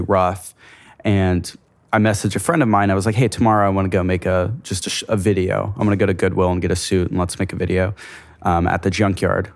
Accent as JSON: {"language": "English", "town": "Amarillo", "region": "Texas", "country": "United States", "tie": "born or raised there", "said": "I'm from Amarillo, Texas, which is a town of about two hundred thousand people in the Panhandle of Texas in the Bible Belt"}